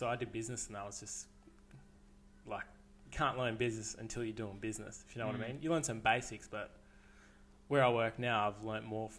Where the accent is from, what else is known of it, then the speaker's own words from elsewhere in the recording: Kempsey, New South Wales, Australia; moved away as an adult; now in Gold Coast, Australia; grew up in Kempsey, had a good childhood, had the best childhood you'd ask for, pretty much, with all the boys.